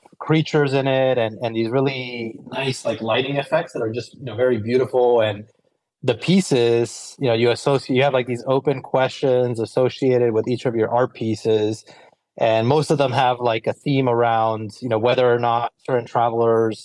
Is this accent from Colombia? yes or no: yes; Colombia; I grew up in Colombia in South America, and I did a lot of horseback riding as a kid